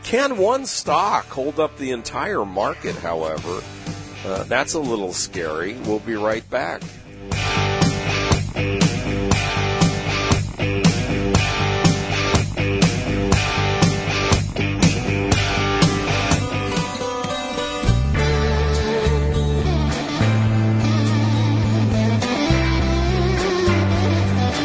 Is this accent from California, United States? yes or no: yes; San Diego, California, United States; growing up in San Diego all my life